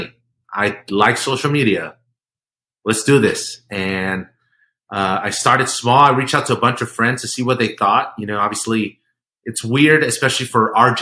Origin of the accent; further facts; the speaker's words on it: Colombia; moved away; I was born in Colombia